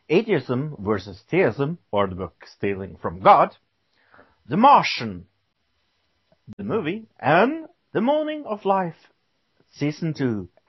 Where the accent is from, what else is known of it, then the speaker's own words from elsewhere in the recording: United Kingdom; I am British.